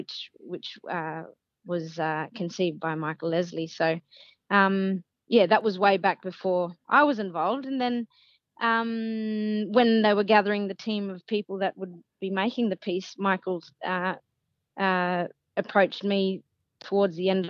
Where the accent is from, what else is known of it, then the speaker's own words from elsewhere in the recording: Broome, Western Australia, Australia; I'm calling in from Broome in Rubibi on Yaru country, where I was born and bred.